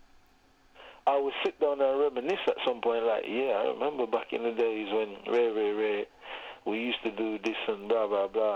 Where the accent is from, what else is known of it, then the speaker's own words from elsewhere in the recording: Jamaica; moved away; growing up in Jamaica